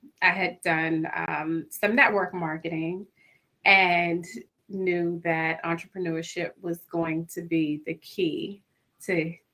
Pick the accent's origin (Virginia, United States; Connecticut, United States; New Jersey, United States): Virginia, United States; Central; I grew up in Virginia, in Central Virginia